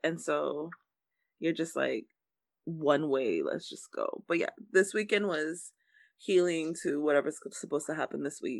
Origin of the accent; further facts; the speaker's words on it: Miami, Florida, United States; I grew up in Coconut Grove, which is it's an area of Miami-Dade where it was filled of Bahamians.